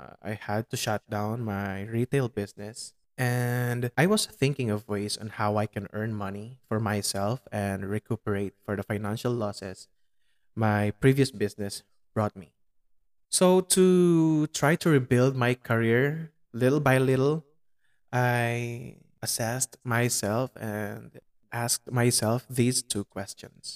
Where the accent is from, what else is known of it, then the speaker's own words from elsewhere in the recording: Pampanga, Central Luzon, Philippines; English is a second language; In my hometown, which is Pampanga, our main language is Kapampangan